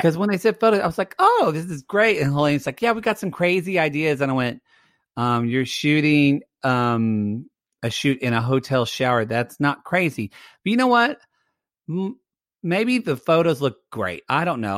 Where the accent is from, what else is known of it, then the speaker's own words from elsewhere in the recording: Lone Grove, Oklahoma, United States; moved away; I was from Lone Grove, Oklahoma